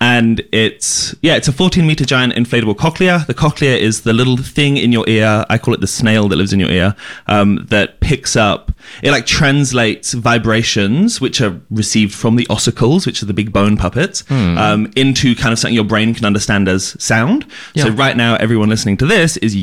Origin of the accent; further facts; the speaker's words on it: Jersey; moved away as an adult; now in Melbourne, Australia; I'm from a little island in between France and England called Jersey